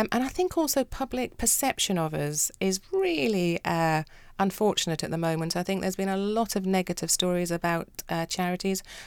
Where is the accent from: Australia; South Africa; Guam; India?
South Africa; moved away; also born or lived in United Kingdom; I grew up in South Africa